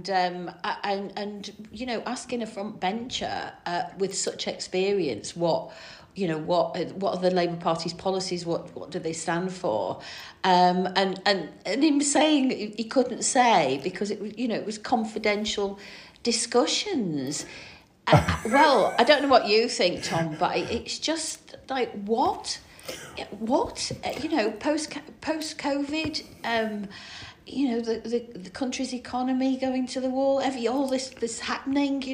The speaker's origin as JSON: {"language": "English", "town": "Stockport", "region": "North West England", "country": "United Kingdom", "tie": "born or raised there", "also_born_or_lived": "Manchester", "moved": "yes", "lives_now": "Combe Valley, United Kingdom", "said": "I was born in Manchester, grew up in Stockport, lived in Combe Valley now for 30 years"}